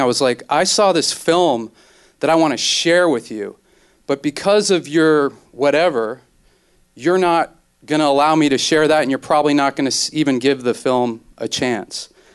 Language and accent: English; New York, United States; now in Los Angeles, United States; I'm from New York, I live in Los Angeles right now